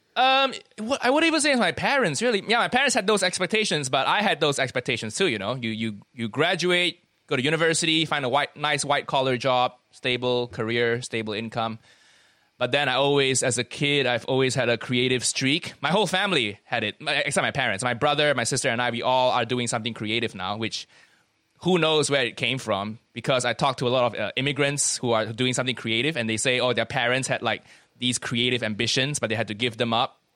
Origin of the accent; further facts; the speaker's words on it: Kuala Lumpur, Malaysia; moved away as an adult; also born or lived in United States; now in United Kingdom; I grew up in Malaysia, twenty years of my life there before I went to America for university. Then I moved over here